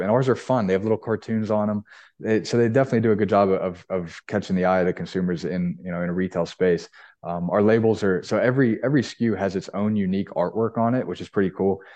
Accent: Pittsburgh, Pennsylvania, United States; I'm from Pittsburgh. I grew up going to Dick's Sporting Goods all the time with my family.

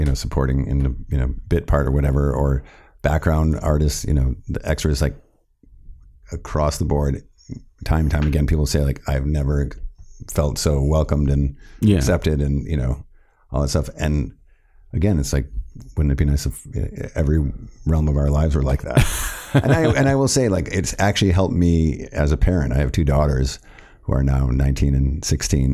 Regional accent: Milwaukee, Wisconsin, United States; a kid growing up in Milwaukee, Wisconsin

